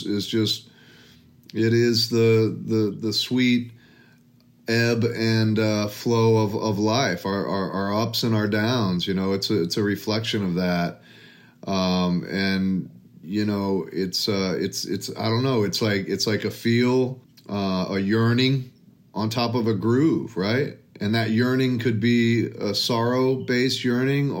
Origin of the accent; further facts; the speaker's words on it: Texas, United States; We're both from Texas